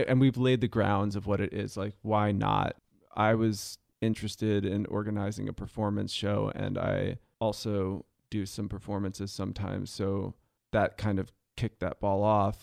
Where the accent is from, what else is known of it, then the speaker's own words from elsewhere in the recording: San Jose, California, United States; also born or lived in New York State; now in Los Angeles, United States; my family moved to um, San Jose uh, in 1990